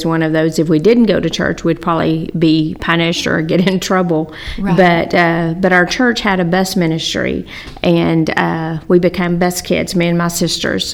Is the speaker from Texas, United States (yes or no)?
yes; Wylie, Texas, United States; I grew up in Wiley and graduated from Wiley High School mm-hmm. and was in Wiley all my life until me and Ronnie got married.